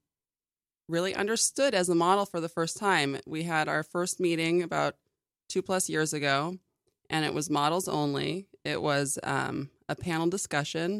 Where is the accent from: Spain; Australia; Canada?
Canada; Vancouver, British Columbia; moved away; also born or lived in Newport Beach, California / Europe / New York City; I moved to Vancouver, Canada. And that's mostly where I grew up.